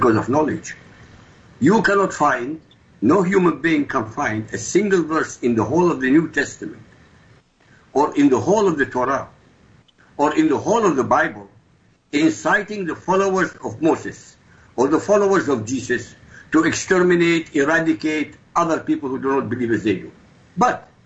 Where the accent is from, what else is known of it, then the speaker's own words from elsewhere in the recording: Baghdad, Baghdad Governorate, Iraq; moved away; I come from Iraq, by the way. You can tell by my accent, maybe. I come from Baghdad